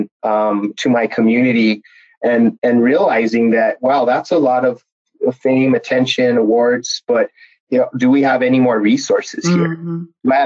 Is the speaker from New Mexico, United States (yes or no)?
yes; northern New Mexico, United States; my home community in my home state of New Mexico